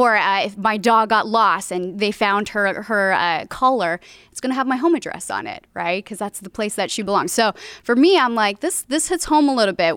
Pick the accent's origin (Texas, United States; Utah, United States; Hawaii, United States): Hawaii, United States; moved away as an adult; now in Southern California, United States; Born and raised in Hawaii, came out here for college